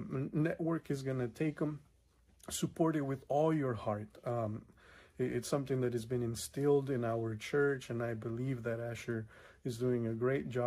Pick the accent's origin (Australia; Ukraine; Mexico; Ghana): Mexico; now in California, United States; I grew up in Mexico